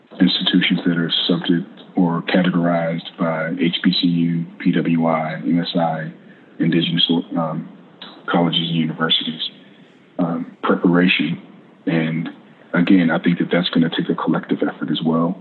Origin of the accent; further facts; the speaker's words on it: the South, United States; as Americans, as a Southerner